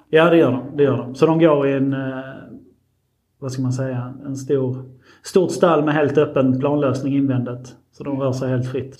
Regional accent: Marsvinsholm, Skåne, Sweden; jag är liksom uppväxt och född här på gården

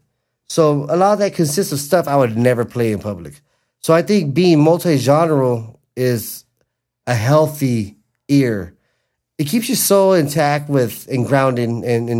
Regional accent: Los Angeles, California, United States; my hometown of Wilmington

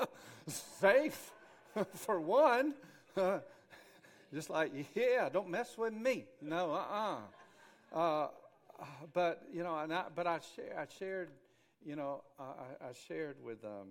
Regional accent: Grady, Alabama, United States; growing up in Grady

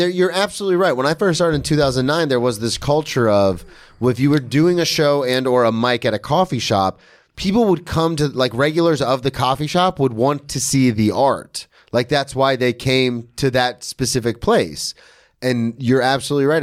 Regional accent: the South, United States; I'm from the South.

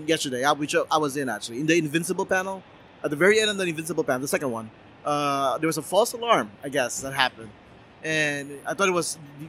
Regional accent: Philippines; As a Filipino

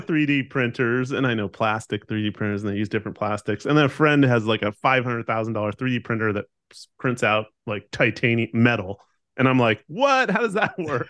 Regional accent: Southern California, United States; now in Oregon, United States; I grew up in Southern California

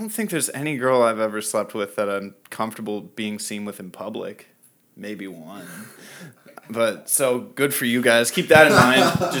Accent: Tampa, Florida, United States; moved away; I grew up in Florida, but like Tampa Bay area.

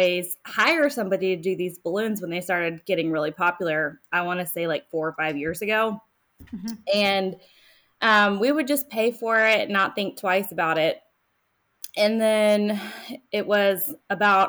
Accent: Charlotte, North Carolina, United States; now in Indian Land, United States; I grew up around the Charlotte area

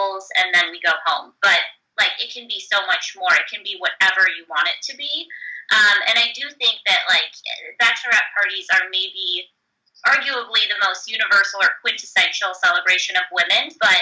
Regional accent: Chicago, Illinois, United States; moved away as an adult; now in Seattle, United States; I grew up in Chicago and, you know, lived and worked in the Midwest for almost 8 years before moving out to Seattle

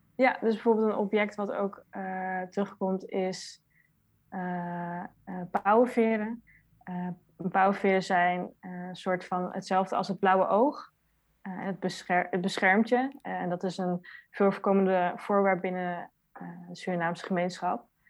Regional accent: Netherlands; Ik ben zelf geboren in Nederland

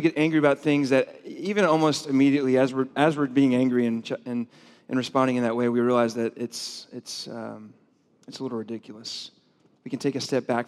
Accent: the South, United States; I grew up in the South

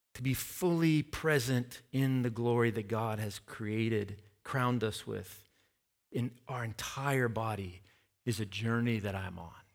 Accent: Tennessee, United States; my hometown

